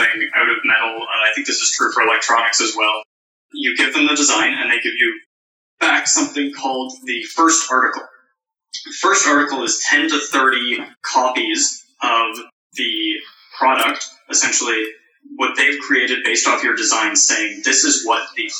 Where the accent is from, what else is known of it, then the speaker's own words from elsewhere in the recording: Canada; we're Canadian